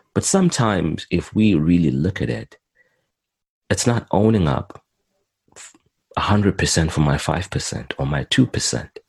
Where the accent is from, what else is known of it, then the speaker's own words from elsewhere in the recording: Zimbabwe; also born or lived in Montreal, Canada; now in Edmonton, Canada; I was born in in Zimbabwe, Southern Africa, and I came to Canada in 2001